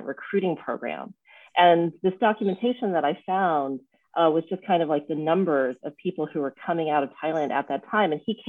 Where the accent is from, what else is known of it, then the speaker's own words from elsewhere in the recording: United States; I'm an American-born daughter of Thai immigrants. And my parents came from Thailand in the mid to late 60s after the passing of the Hart Immigration Act of 1965.